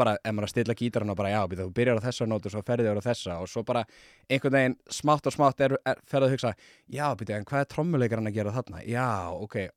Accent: Reykjavík, Capital Region, Iceland; also born or lived in Seattle, United States; ég er bara um, úr hlíðunum

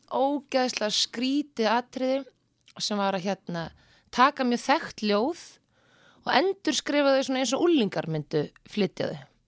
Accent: Seltjarnarnes, Capital Region, Iceland; also born or lived in Reykjavík; bjóð fyrst án á Seltetanesi mm. og var í Mýrahúsaskóla

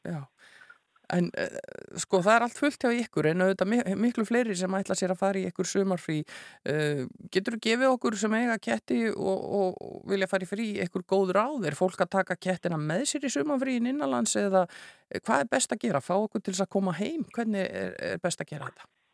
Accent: Iceland; við Íslendingar

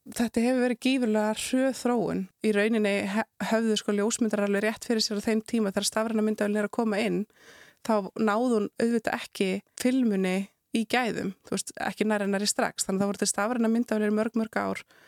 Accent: Southern Region, Iceland; kem ég náttúrulega af Suðurlandi

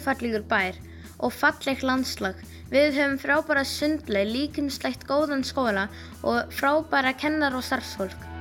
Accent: Portugal; now in Patreksfjörður, Iceland; Ég er frá Portugal og á heima á Patræksjörði

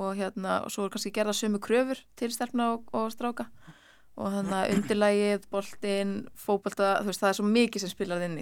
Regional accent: Ísafjörður, Westfjords, Iceland; now in Reykjavík, Iceland; ég er frá Ísafjörði

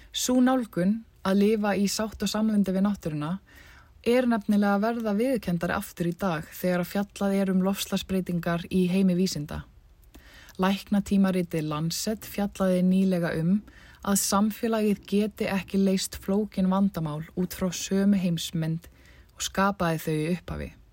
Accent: Iceland; moved away as an adult; eftir rúmt ár frá heimahögum mínum, reykar hugum minn tilbaka til Íslands

